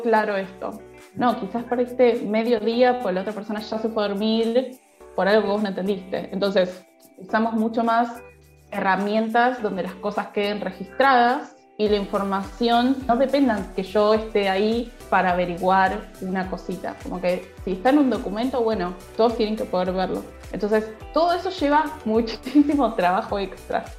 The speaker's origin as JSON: {"language": "Spanish", "region": "Buenos Aires", "country": "Argentina", "said": "de Buenos Aires, Argentina"}